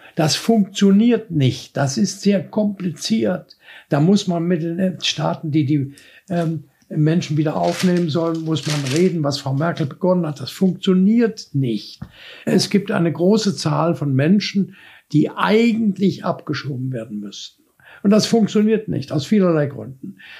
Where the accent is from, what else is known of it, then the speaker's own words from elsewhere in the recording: Dresden, Saxony, Germany; als Junge in Dresden